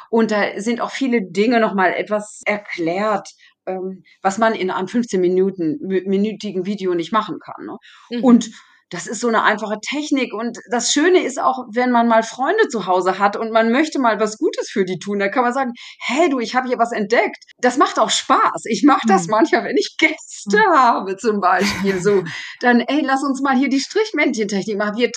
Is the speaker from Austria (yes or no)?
no; Germany; also born or lived in Paris, France; now in France; Die Leute wissen, denken nicht unbedingt, dass ich Deutsche bin.